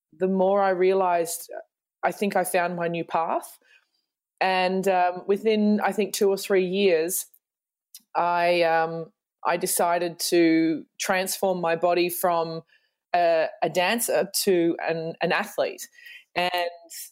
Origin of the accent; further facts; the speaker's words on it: Australia; moved away as an adult; now in Germany; I'm an Australian who moved to Germany, oh God, almost 16